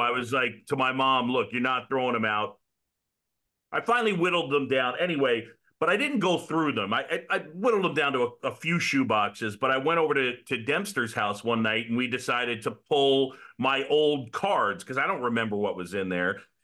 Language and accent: English; New York City, New York, United States; I grew up in New York City.